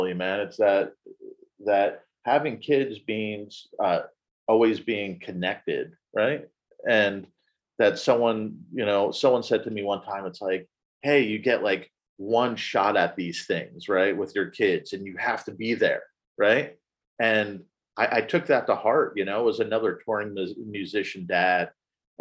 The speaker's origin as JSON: {"language": "English", "region": "New Jersey", "country": "United States", "tie": "born or raised there", "moved": "yes", "said": "I grew up in New Jersey"}